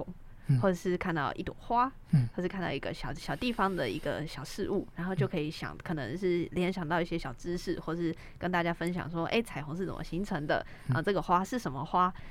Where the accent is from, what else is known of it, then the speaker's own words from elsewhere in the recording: Taiwan; 我们台湾人都特别喜欢看星座这样子。